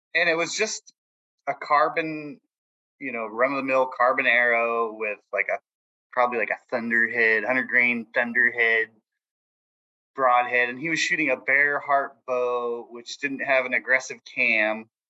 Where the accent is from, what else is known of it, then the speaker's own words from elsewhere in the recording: San Jose, California, United States; I'm from San Jose, California